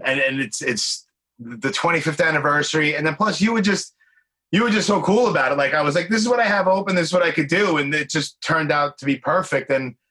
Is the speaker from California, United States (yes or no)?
no; New York City, New York, United States; I'm 45. I grew up, I mean, obviously Brooklyn, born and raised, New York City